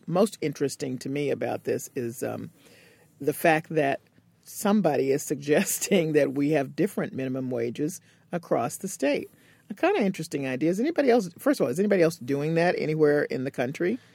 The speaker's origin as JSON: {"language": "English", "town": "Cambridge", "region": "Massachusetts", "country": "United States", "tie": "born or raised there", "said": "that's my hometown"}